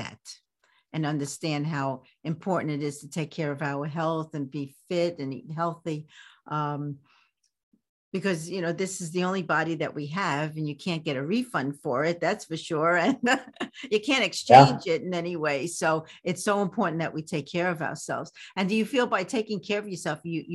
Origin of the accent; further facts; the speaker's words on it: New York City, New York, United States; in New York City. Oh, my hometown